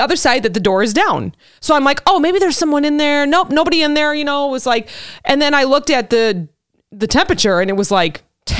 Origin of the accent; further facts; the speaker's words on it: Illinois, United States; because we're from Illinois